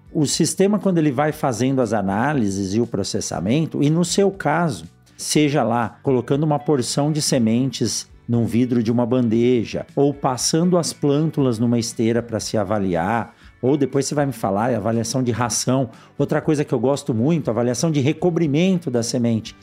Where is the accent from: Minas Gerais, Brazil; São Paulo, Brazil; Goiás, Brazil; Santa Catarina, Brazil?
São Paulo, Brazil; Eu que nasci em São Paulo